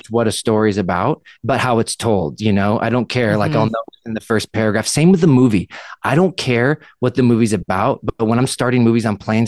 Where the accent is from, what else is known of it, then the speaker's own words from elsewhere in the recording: Southern California, United States; also born or lived in Canada; I'm from Southern California